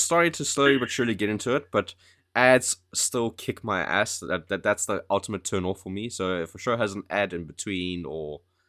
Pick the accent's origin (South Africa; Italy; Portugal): South Africa; now in United Kingdom; Remember how I moved to the UK from South Africa?